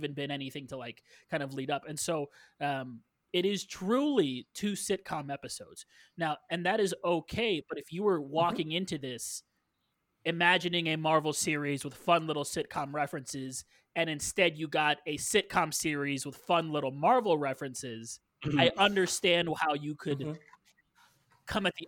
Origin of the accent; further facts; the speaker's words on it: Canada; Well, I'm Canadian.